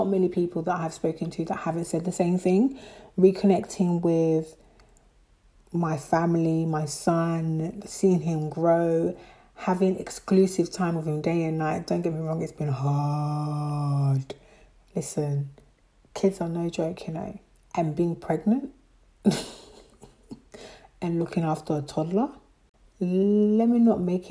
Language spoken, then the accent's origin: English; Côte d’Ivoire; moved away; I'm West African. I'm from Ivory Coast. I'm French-speaking.